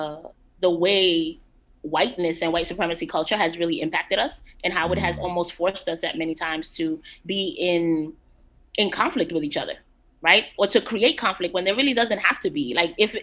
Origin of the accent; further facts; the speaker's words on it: Guatemala; I am from Guatemala